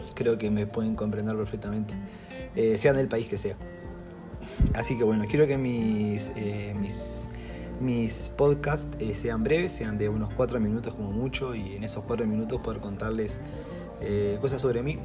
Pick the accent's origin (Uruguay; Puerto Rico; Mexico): Uruguay; soy uruguayo